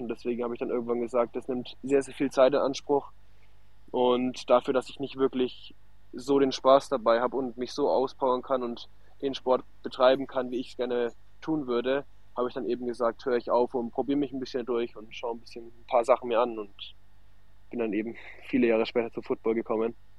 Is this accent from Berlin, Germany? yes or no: no; near Nuremberg, Bavaria, Germany; ich komme aus der Nähe von Nürnberg